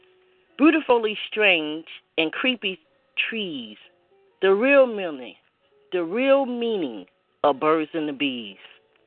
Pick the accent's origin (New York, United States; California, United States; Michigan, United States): Michigan, United States; I'm originally from Michigan, which my mom is actually on the line now.